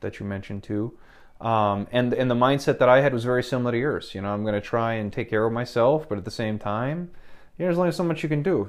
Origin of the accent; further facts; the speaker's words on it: Midwest, United States; I was from the Midwest